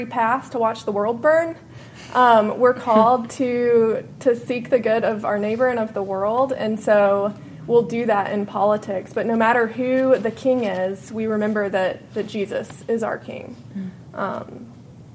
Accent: Bible Belt South, United States; moved away as an adult; also born or lived in New Haven, Connecticut; I grew up in the Bible Belt South, a very conservative community

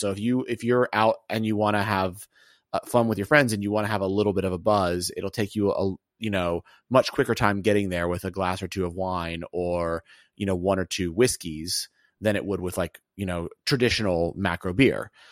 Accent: Alabama, United States; moved away; also born or lived in Atlanta / Connecticut; I'm from Alabama.

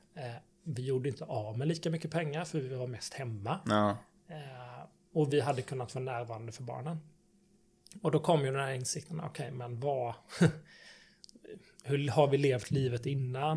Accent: between Varberg and Falkenberg, Halland County, Sweden; moved away as an adult; also born or lived in Gothenburg; jag kommer från en gård i Sibba mellan Varberg och Falkenberg. Så jag är mm. -hmm. bondson

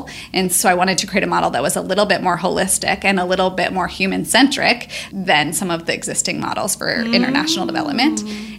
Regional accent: St. Louis, Missouri, United States; St. Louis, yeah, Missouri.

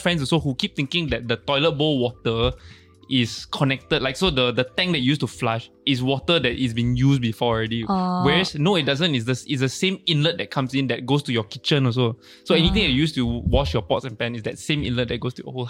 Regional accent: Malaysia; moved away; I was from Malaysia

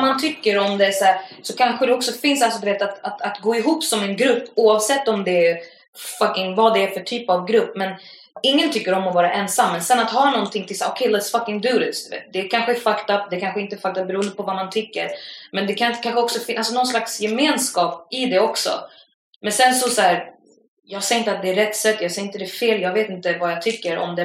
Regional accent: Stockholm, Stockholm County, Sweden; jag är från Akalla, det är en station ifrån Husby

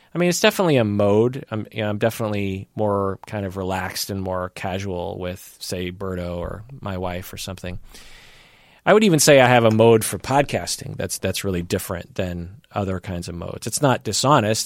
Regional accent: Issaquah, Washington, United States; I grew up in Issaquah

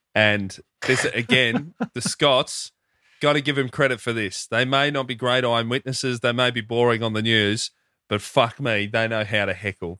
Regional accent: Hoppers Crossing, Victoria, Australia; growing up in Hoppers, a lot of Filipino mates.

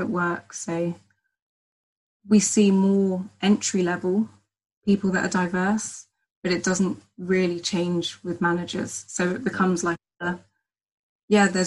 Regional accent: Hertfordshire, East of England, United Kingdom; also born or lived in St. Vincent / Barbados / Jamaica; now in London, United Kingdom; I'm originally from Hertfordshire

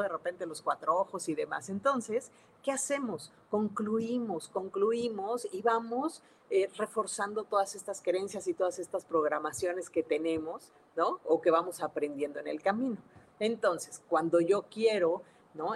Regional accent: Mexico City, Mexico; now in Monterrey, Mexico; soy de la Ciudad de México, sí, pero ya no vivo allá, vivo en Monterrey este, Nuevo León

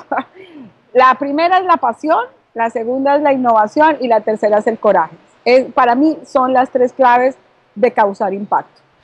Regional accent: Bogotá, Colombia; now in Miami, United States; yo soy colombiana, nací en Bogotá y gracias a Dios ahora estoy aquí ubicándome en la ciudad de Miami desde la Florida

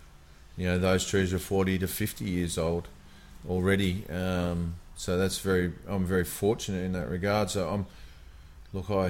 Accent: Sydney, New South Wales, Australia; growing up in Sydney

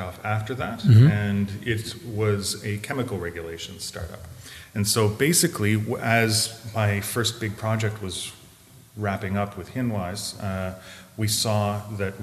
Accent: Canada; moved away as an adult; also born or lived in Montreal, Canada; now in Berlin, Germany; I'm from Canada originally, and I was 15 years in Montreal.

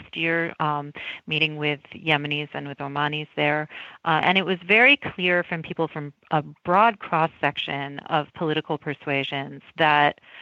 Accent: United States; as an American

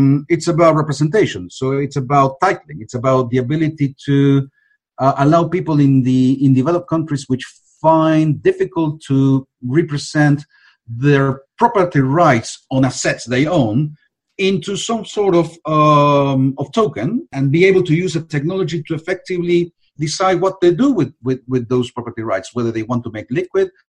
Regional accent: Argentina; I'm from Argentina

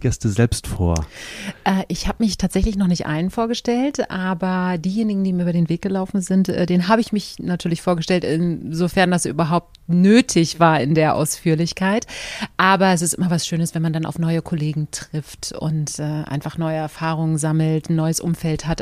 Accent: Berlin, Germany; für mich kam damals überhaupt nicht in Frage, meine Heimat zu verlassen

